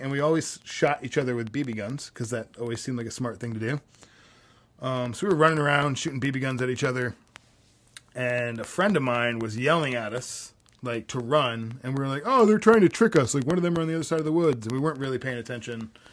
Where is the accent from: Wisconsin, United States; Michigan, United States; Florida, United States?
Florida, United States; growing up in Florida